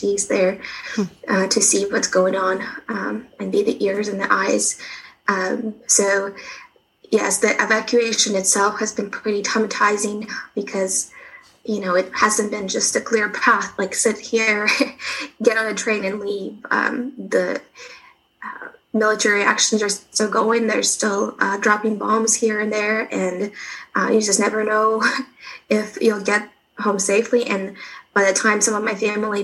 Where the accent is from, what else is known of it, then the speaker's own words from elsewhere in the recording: Kharkiv, Kharkiv Oblast, Ukraine; moved away as an adult; now in Kansas City, United States; So I'm from Kharkiv, Ukraine